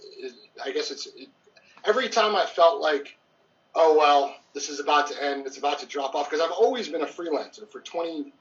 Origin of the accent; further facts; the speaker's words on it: outside Detroit, Michigan, United States; moved away as an adult; also born or lived in Atlanta; I grew up in outside Detroit